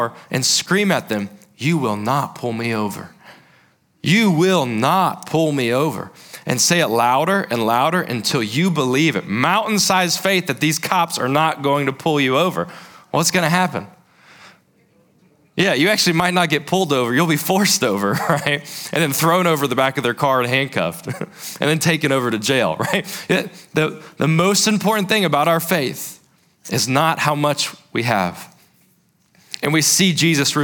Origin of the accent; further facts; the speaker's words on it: South Carolina, United States; I grew up in South Carolina